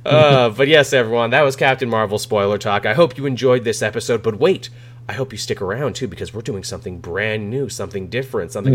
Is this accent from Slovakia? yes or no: no; Canada; growing up in Canada